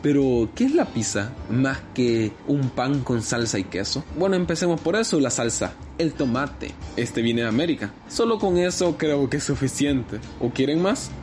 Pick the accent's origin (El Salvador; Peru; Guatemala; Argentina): El Salvador; mi identidad como salvadoreño